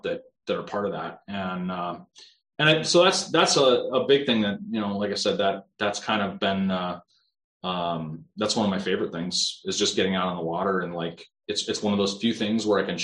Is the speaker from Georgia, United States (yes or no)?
no; South Dakota, United States; I grew up in South Dakota